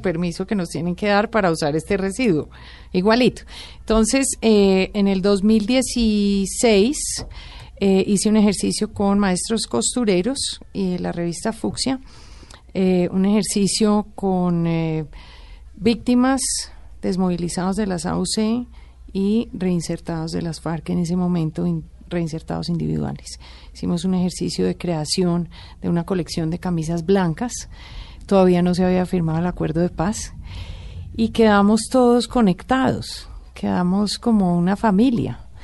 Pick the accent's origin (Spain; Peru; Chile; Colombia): Colombia; como colombiana